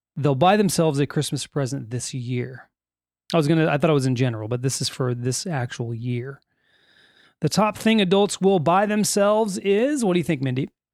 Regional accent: California, United States; We are from California in the United States

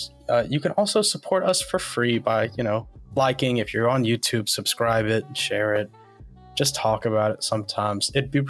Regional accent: Spartanburg, South Carolina, United States; And I'm from Spartanburg.

